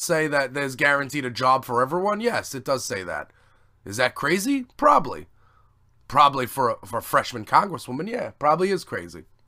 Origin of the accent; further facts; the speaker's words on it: New York, United States; I'm from New York